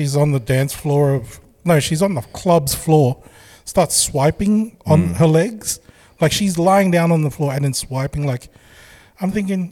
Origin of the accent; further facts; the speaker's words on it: Sydney, New South Wales, Australia; I was from Sydney